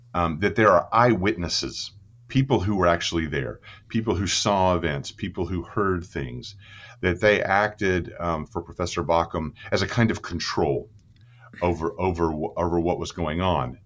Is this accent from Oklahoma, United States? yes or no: yes; Clinton, Oklahoma, United States; I was born in, um, Oklahoma City, but I grew up in the thriving metropolis of Clinton, Oklahoma